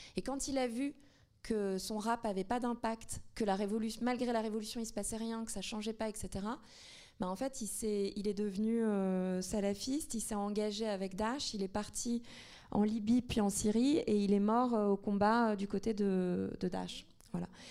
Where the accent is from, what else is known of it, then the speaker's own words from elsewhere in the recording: Tunisia; now in France; le fait de vivre en France, de, enfin, moi, je suis tunisienne